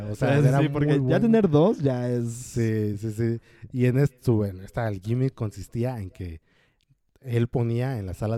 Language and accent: Spanish; West Virginia, United States; accent: West Virginia; Spanish is a second language; Como, ah, creo que a lo mejor mi acento de West Virginia no ayuda